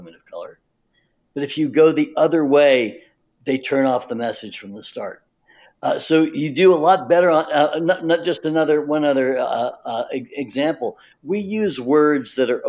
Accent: the South, United States; I grew up in the South

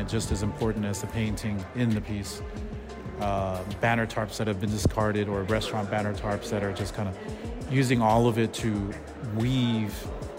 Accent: Pasadena, California, United States; also born or lived in Montebello; I grew up in the 90s in Pasadena, Montebello, San Gabriel Valley areas

